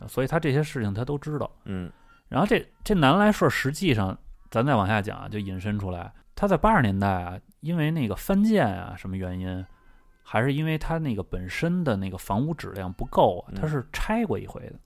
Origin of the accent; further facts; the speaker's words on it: Beijing, China; 以前北京那个电烤羊肉串儿什么 嗯 的， 嗯 吐鲁番门口，那时候我小时候，我为什么对这特熟悉呢？